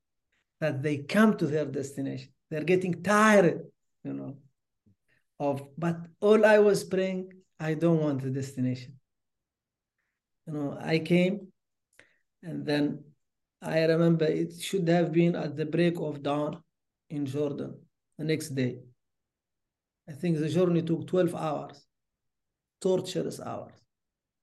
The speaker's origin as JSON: {"language": "English", "town": "Nouakchott", "country": "Mauritania", "tie": "born or raised there", "also_born_or_lived": "Rosso, Mauritania / Duisburg, Germany / Canada", "moved": "as an adult"}